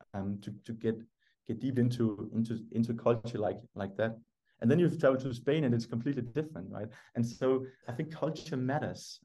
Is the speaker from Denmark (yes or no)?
yes; Denmark; English is a second language; I was the only Danish person